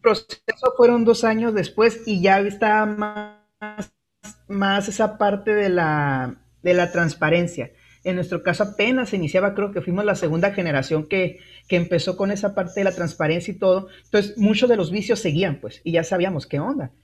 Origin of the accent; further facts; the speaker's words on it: Guaymas, Sonora, Mexico; also born or lived in Nogales; yo soy de Guaymas, este, me queda cerquita Hermosillo